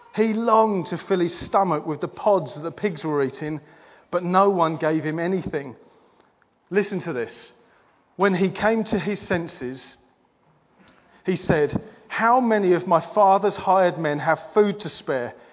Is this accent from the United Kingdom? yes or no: yes; England, United Kingdom; we're English